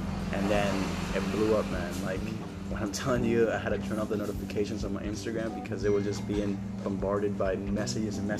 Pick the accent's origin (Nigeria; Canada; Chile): Chile; also born or lived in United States; now in Bali, Indonesia; I grew up in Chile, and for me, living here in Bali